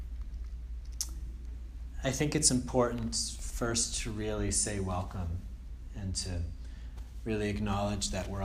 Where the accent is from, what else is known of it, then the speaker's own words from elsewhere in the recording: Andover, Massachusetts, United States; moved away as an adult; also born or lived in Connecticut / Germany; I'm from Andover also, so I went to, you know, Bancroft and Doherty and Andover High School